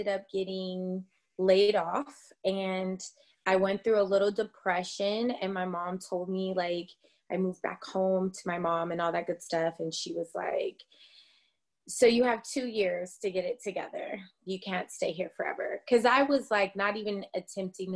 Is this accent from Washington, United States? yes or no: yes; Tacoma, Washington, United States; also born or lived in Atlanta; now in California, United States; I am originally from Tacoma, Washington, and that's Washington State